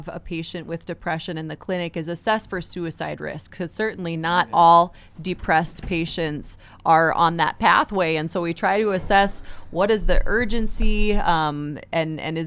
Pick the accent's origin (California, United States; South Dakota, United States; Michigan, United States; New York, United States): South Dakota, United States; Brookings; Right here in Brookings.